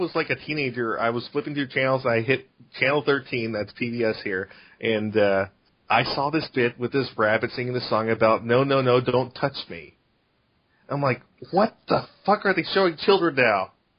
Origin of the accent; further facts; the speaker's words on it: Texas, United States; I grew up in Texas